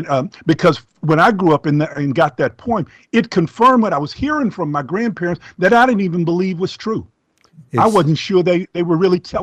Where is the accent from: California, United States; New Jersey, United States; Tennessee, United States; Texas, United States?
Texas, United States; Beaumont; moved away; Folks that know me know that I'm from Beaumont, Texas